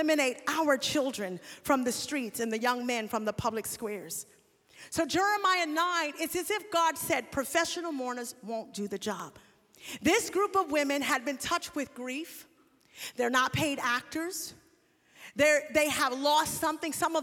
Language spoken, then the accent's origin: English; New York, United States; I was born in 1978. During the drug wave that hit New York. I'm from New York